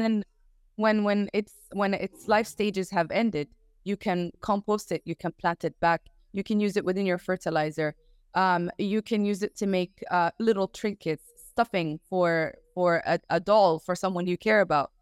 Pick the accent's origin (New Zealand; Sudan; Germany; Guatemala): Sudan; I'm from Sudan right now